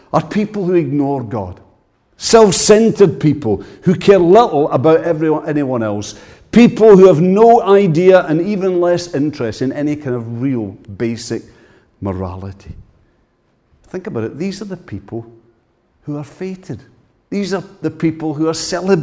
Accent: Ayrshire, Scotland, United Kingdom; I come from Ayrshire

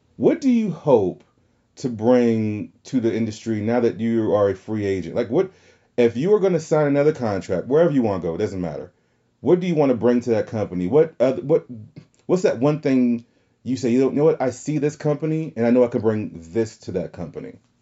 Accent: the South, United States; accent: southern; my southern accent

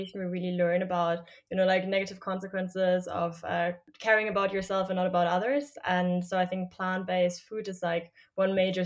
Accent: Germany; moved away as an adult; now in United States; I'm originally from Germany

